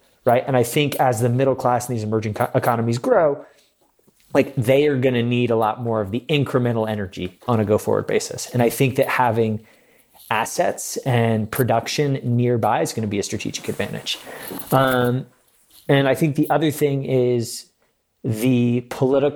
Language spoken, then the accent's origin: English; El Segundo, California, United States; I grew up in El Segundo, which is a, you know, the name of the second refinery town, big Chevron hub there.